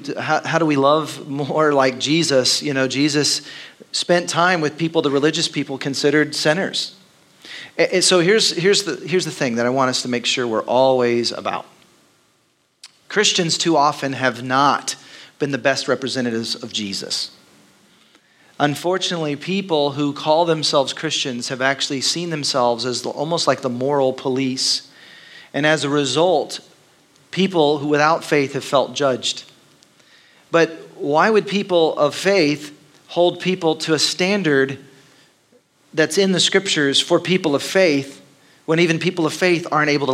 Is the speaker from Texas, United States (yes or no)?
yes; Dallas, Texas, United States; moved away as an adult; now in Austin, United States; I grew up in Texas, but it was Dallas, which is very different than Austin.